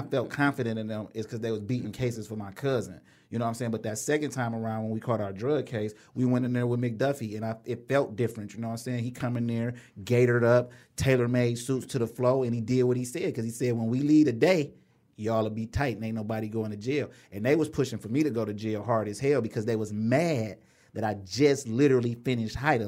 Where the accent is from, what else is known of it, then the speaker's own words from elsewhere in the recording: Inkster, Michigan, United States; I'm from Inkster